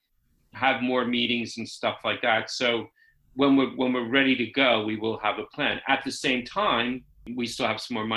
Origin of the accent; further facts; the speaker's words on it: New York City, New York, United States; moved away as an adult; also born or lived in San Francisco / London; now in United Kingdom; I actually grew up in New York City